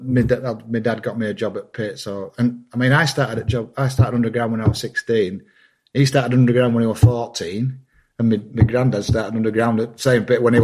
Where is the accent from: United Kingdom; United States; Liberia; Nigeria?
United Kingdom; Wakefield, Yorkshire and the Humber; I'm from Wakefield, West Yorkshire. So I'm like the third generation coal miner